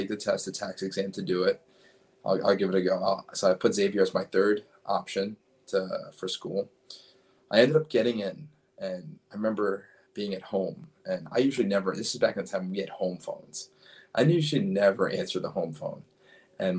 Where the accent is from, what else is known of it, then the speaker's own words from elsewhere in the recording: New York City, New York, United States; I grew up in Brooklyn, New York, and I went to school